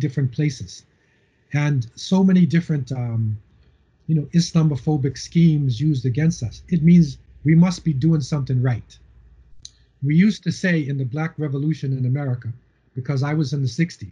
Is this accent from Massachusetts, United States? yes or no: yes; Cambridge, Massachusetts, United States; moved away as an adult; also born or lived in Boston, United States / Medina, Saudi Arabia; now in Canada; I was born in Boston and Cambridge, and I lived in a housing project in between MIT, Massachusetts Institute of Technology, and Harvard University. Okay, so I grew up